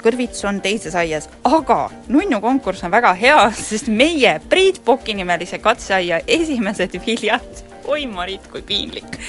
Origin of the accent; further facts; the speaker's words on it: Rakvere, Lääne-Viru County, Estonia; Rakveres, kust mina pärit olen